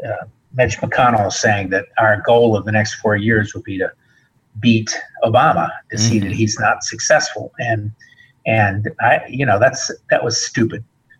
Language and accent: English; United States; And the other part of me knows that as an American, I should hope he succeeds.